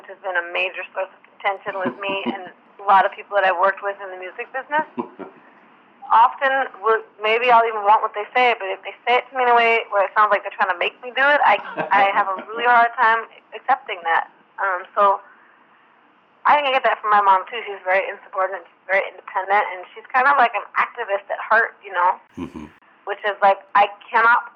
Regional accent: Portland, Oregon, United States; I'm from Portland

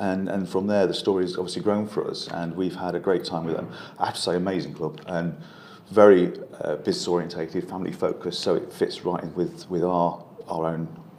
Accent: Lincoln, East Midlands, United Kingdom; also born or lived in Europe; I was born here in Lincoln quite a few years ago now, brought up in North Highcombe, went to Northcote Stephen's School there. And left at 16 years old

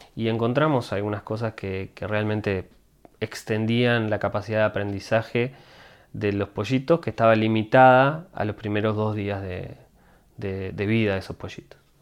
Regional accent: Montevideo, Uruguay; moved away as an adult; now in Boston, United States; Yo siempre, sí, de Montevideo. Este, yo nací en el Cerrito de la Victoria

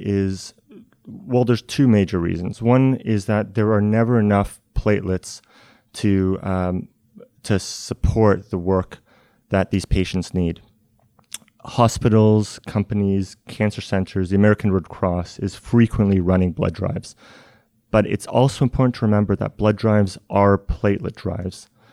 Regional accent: Canada; now in Cambridge, United States; I'm originally Canadian

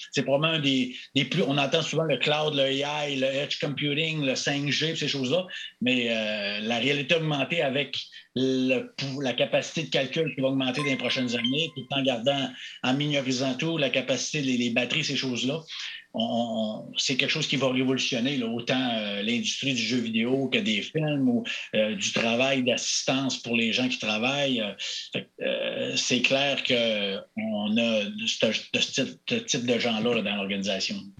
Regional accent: Chicoutimi, Quebec, Canada; accent: Saguenay; moved away as an adult; j'ai un accent du Saguenay, j'ai Chicoutimi.

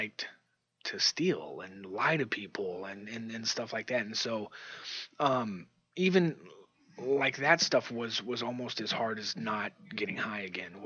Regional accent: Bay Area, California, United States; moved away as an adult; now in Yakima, United States; I'm from the Bay Area

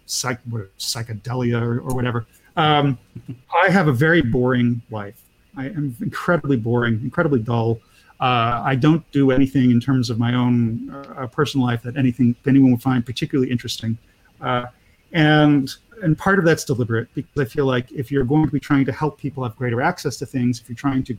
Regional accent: Pennsylvania, United States; I come from Amish country, my Pennsylvania Dutch family for years

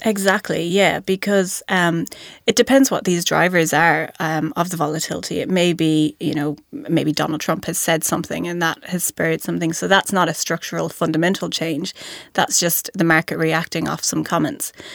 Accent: County Mayo, Connacht, Ireland; moved away as an adult; also born or lived in Dublin, Ireland; now in New Zealand; I grew up on the West Coast from, uh, in a county called Mayo

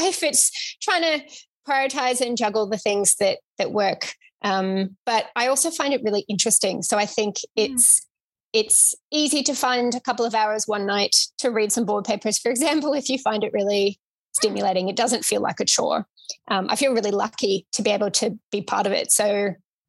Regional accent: Victoria, Australia; I am from Victoria

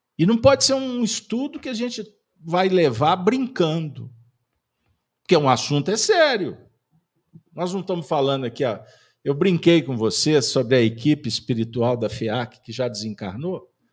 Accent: Minas Gerais, Brazil; nós somos mineiros

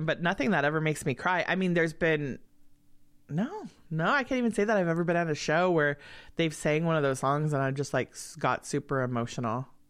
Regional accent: Los Angeles, California, United States; moved away; also born or lived in Truckee; I grew up in L A. There was never snow.

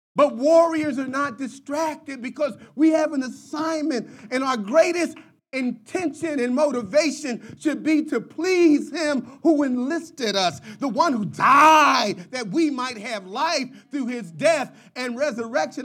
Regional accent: Philadelphia, Pennsylvania, United States; I grew up in North Philadelphia

